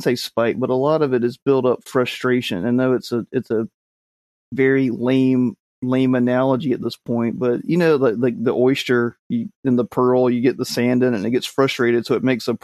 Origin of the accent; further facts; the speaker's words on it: the South, United States; I'm from the South, which means we just butcher words anyway